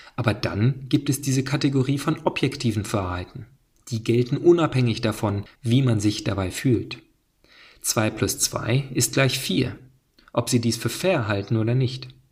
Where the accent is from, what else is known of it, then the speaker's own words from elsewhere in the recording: United States; ich bin Amerikaner, ich bin offensichtlich kein Deutscher